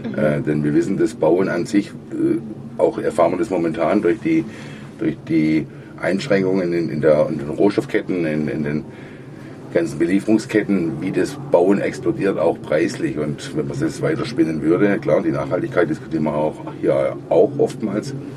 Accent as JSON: {"language": "German", "country": "Germany", "said": "bei uns in Deutschland"}